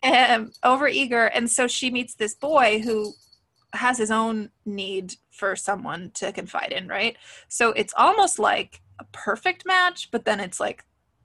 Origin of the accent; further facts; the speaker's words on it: West Coast, United States; I grew up on the West Coast.